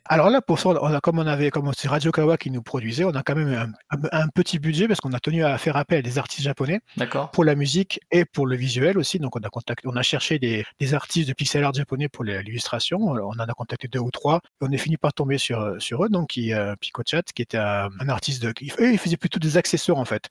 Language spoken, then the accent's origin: French; Marseille, Provence-Alpes-Côte d'Azur, France; moved away as an adult; now in Tokyo, Japan; je suis de Marseille